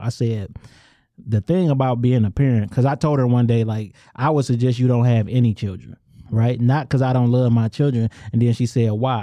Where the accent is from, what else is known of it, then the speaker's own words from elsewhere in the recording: suburban Detroit, Michigan, United States; I'm from Angster, and on the outside looking in, one would call that a suburb